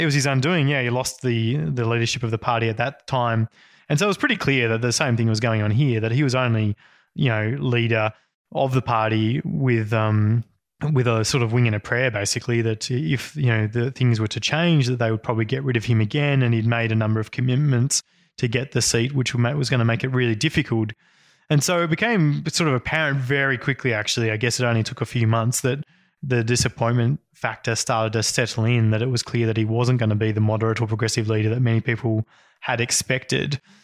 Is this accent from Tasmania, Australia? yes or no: yes; Northwest Tasmania, Australia; I grew up in Northwest Tasmania